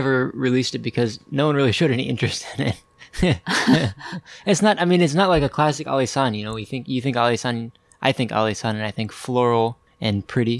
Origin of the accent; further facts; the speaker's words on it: Vashon Island, Washington, United States; I'm from Vashon Island, a little island off of Seattle, taking care of my grandma when my parents are out of town.